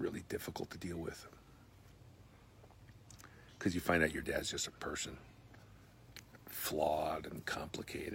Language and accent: English; United States; I'm an American.